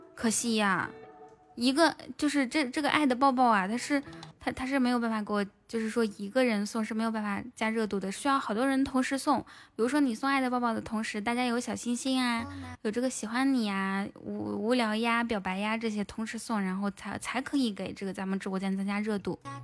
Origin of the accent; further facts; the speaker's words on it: northern China, China; moved away as an adult; now in Hangzhou, China; 我们老家那块儿